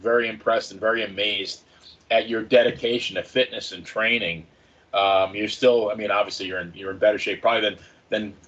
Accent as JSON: {"language": "English", "region": "New York", "country": "United States", "tie": "born or raised there", "moved": "yes", "lives_now": "Tampa, United States"}